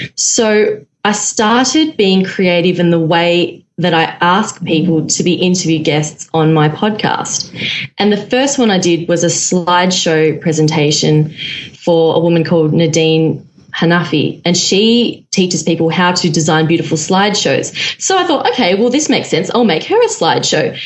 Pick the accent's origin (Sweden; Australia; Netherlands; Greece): Australia; Melbourne, Victoria; I'm from Melbourne, Australia, and I am a former architect